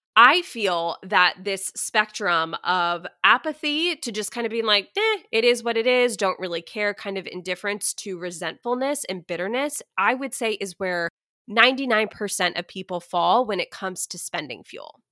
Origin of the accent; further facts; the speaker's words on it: Texas, United States; I am a Texan. I've pretty much lived in Texas my whole life